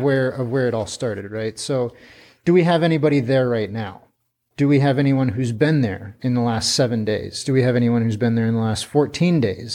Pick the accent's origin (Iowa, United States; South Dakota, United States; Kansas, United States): South Dakota, United States; Pierre; moved away as an adult; also born or lived in Twin Cities, Minnesota; now in China; I grew up in Pierre